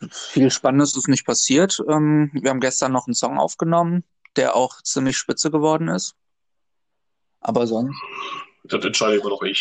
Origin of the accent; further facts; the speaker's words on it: Wuppertal, North Rhine-Westphalia, Germany; also born or lived in Gdańsk, Poland; Ich bin gebürtiger Wuppertaler, bin aber auch in Danzig aufgewachsen und dann immer hin und her.